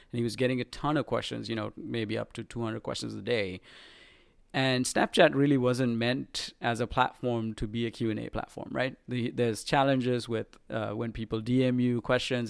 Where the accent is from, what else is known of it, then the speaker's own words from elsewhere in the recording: Sri Lanka; moved away; I was a pop artist growing up in Sri Lanka